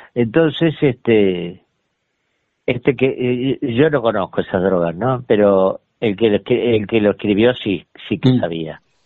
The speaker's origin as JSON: {"language": "Spanish", "town": "Ramos Mejía", "region": "Buenos Aires Province", "country": "Argentina", "tie": "born or raised there", "also_born_or_lived": "Gibraltar (ancestry) / Sitges, Spain", "said": "teníamos una casa divina en Ramos Mejía que había sido de mi tía Cándida, este, que es la que nos, nos crió un poco a todos"}